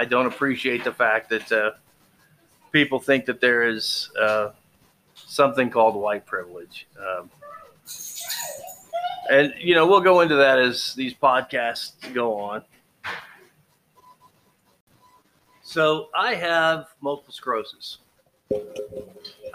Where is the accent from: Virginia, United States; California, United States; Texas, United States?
Texas, United States; I grew up in Texas.